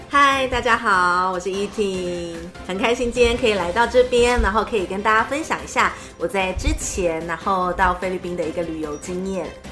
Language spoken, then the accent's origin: Chinese; Taiwan; 像是我们台湾人去那边